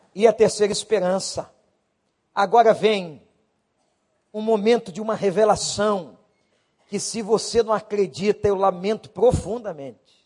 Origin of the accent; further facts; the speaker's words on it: Brazil; como nós brasileiros